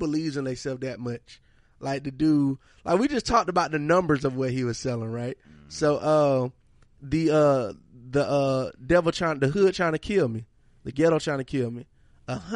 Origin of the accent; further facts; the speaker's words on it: Monroe, Georgia, United States; I'm from Georgia